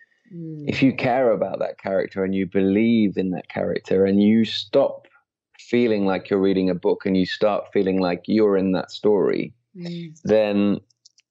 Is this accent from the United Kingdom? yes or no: yes; Midlands, United Kingdom; moved away as an adult; also born or lived in London; I was brought up in the Midlands in a very quiet rural place